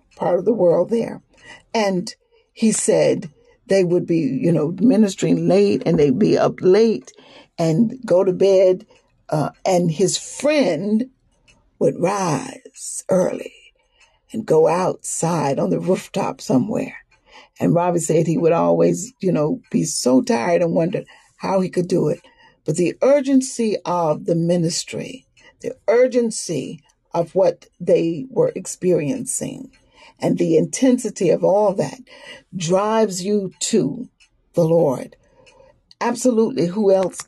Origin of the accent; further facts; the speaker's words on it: the South, Southern United States, United States; accent: Southern; I'm a Southerner, so kind of lay on these vowels